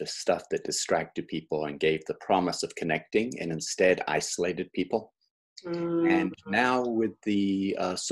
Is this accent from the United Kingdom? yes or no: yes; Oxford, South East England, United Kingdom; moved away; I was growing up in England